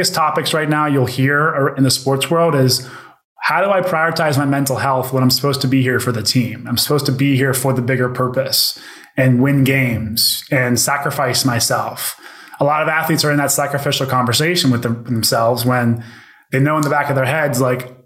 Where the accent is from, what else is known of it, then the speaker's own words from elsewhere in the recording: Pittsburgh, Pennsylvania, United States; also born or lived in Youngstown, Ohio; I grew up in Pittsburgh where like football is king